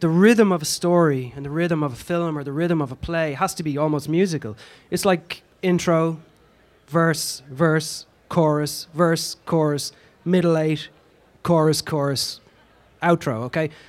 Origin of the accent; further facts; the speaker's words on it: Ireland; accent: Irish; being Irish and speaking the way